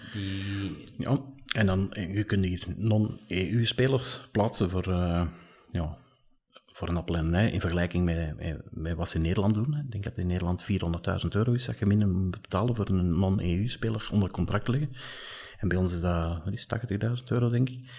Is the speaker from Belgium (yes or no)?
yes; Belgium; wij daar als, als, als Belgen